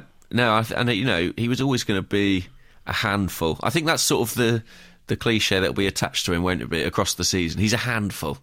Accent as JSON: {"language": "English", "town": "Watford", "region": "East of England", "country": "United Kingdom", "tie": "born or raised there", "moved": "yes", "said": "I returned to my hometown of Watford"}